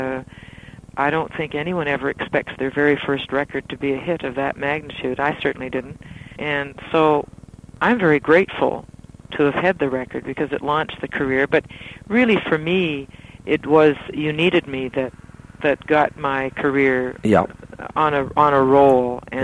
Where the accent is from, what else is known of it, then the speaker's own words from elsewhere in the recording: Nova Scotia, Canada; in Nova Scotia, in my hometown